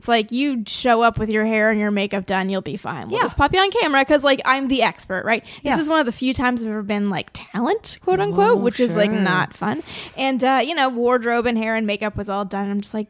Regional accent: Toronto, Ontario, Canada; accent: Canadian; moved away as an adult; also born or lived in Phoenix, Arizona; now in United States; I am from Canada

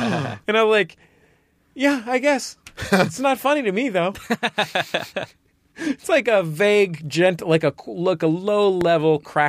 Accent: Missouri, United States; By the way, I'm from Missouri.

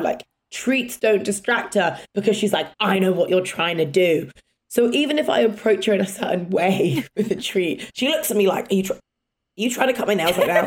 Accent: England, United Kingdom; accent: English; my English accent.

